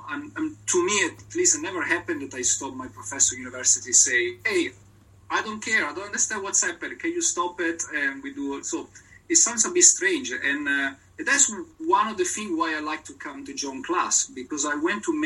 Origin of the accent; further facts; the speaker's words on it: Italy; English is a second language; I'm not British, I'm very Italian